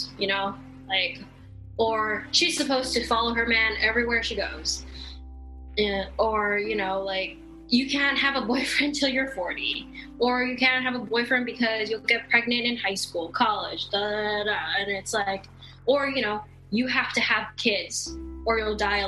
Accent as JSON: {"language": "English", "town": "Honolulu", "region": "Hawaii", "country": "United States", "tie": "born or raised there", "also_born_or_lived": "Denver, Colorado", "moved": "as an adult", "lives_now": "Houston, United States", "said": "since I'm from Hawaii, I'm Hawaiian. And it's like, no, I'm not Hawaiian. I am not of Native Hawaiian descent. I am a local. I was born there and I was raised there"}